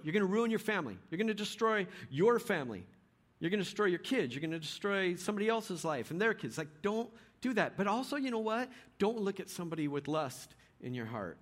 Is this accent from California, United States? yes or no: yes; Bay Area, California, United States; moved away; also born or lived in Richmond, California; I was born in the Bay Area, so every time I get down to the Bay, I like to go by old houses